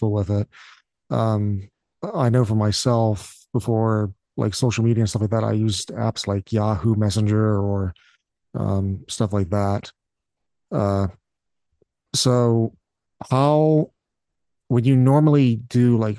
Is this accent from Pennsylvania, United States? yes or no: yes; Pennsylvania, United States; even though I'm from Pennsylvania, I live in like a backwoods redneck portion of it